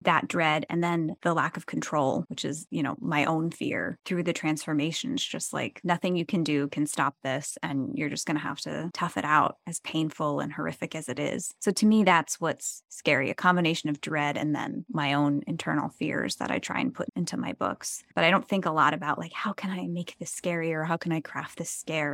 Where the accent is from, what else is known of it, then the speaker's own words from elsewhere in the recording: New Jersey, United States; moved away; also born or lived in New York City; it's very Jersey, and that's where my hometown is